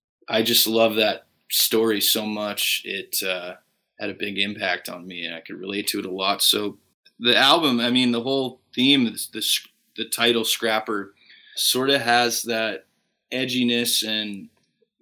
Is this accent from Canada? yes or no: yes; Fort Saskatchewan, Alberta, Canada; Growing up in Fort Saskatchewan, it was a pretty small town